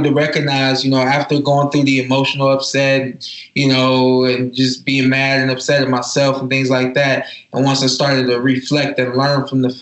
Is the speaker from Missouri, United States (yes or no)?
no; Cleveland, Ohio, United States; I'm from Cleveland, Ohio. I'm from Northeast Ohio